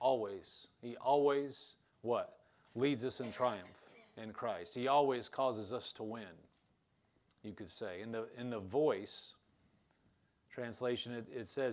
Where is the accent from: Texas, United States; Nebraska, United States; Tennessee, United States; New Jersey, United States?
Nebraska, United States; eastern; moved away; I was from eastern Nebraska, so all Omaha's all the way on the east side.